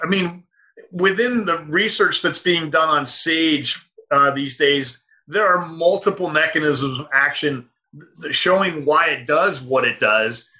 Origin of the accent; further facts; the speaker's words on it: United States; I'm an American